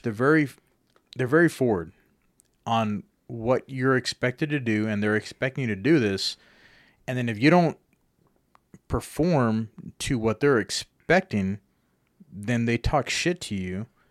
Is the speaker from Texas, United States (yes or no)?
yes; Lubbock, Texas, United States; moved away as an adult; now in Amarillo, United States; I've always pictured Lubbock as my hometown